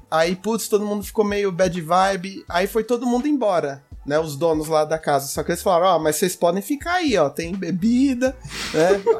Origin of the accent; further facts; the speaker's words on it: Brazil; Mas a gente é brasileiro, cara, a gente não desiste.